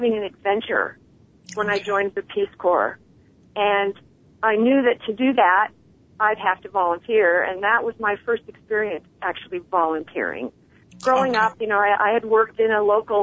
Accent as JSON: {"language": "English", "town": "Idaho Falls", "region": "Idaho", "country": "United States", "tie": "born or raised there", "moved": "yes", "said": "I was born and raised in Idaho Falls, Idaho"}